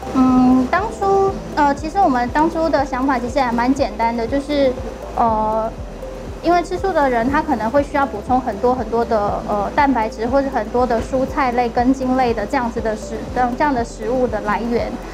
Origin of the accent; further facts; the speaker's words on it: Taipei, Taiwan; 我们在士林实习室土生土长的，就是爸爸妈妈都在士林阳明山这一带生活